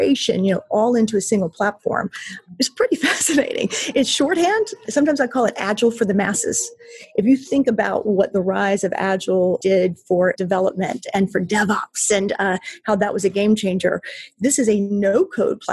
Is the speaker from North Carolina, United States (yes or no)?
yes; North Carolina, United States; I'm born and raised in North Carolina, lived most of my life in North Carolina